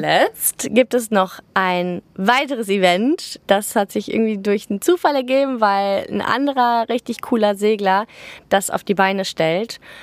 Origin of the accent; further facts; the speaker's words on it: Cologne, North Rhine-Westphalia, Germany; wir kommen aus Köln